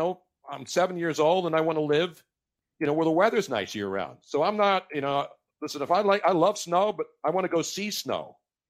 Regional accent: Philadelphia, Pennsylvania, United States; also born or lived in Los Angeles; now in Florida, United States; And again, it was my hometown.

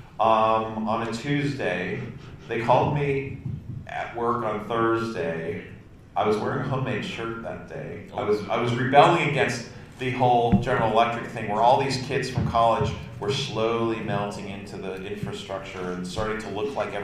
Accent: Summit, New Jersey, United States; moved away as an adult; now in Delaware, United States; Originally, I'm from New Jersey, USA. I was born in Summit, New Jersey, and I lived there almost my whole life

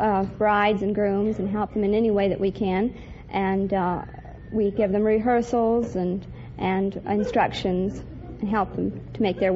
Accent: Billings, Montana, United States; Billings, Montana.

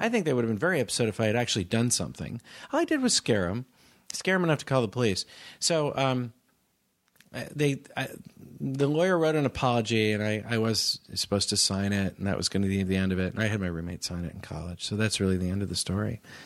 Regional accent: Palo Alto, California, United States; I'm from Palo Alto

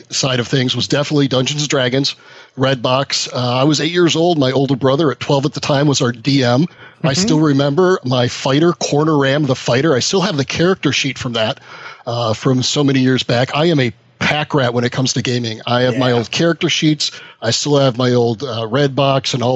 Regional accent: near Lake Geneva, Southeast Wisconsin, United States; I was in Southeast Wisconsin. That's where I grew up. So I grew up near Lake Geneva.

